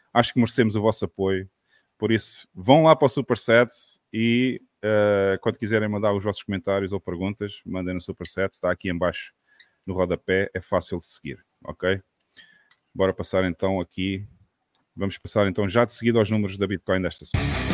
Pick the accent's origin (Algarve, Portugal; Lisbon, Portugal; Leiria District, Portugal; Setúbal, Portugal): Algarve, Portugal; Portimão; para Portimão também, minha terrinha